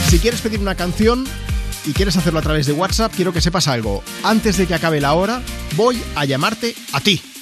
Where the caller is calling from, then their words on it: Barcelona, Catalonia, Spain; de Barcelona. Ahora mismo estoy paseando a mi perro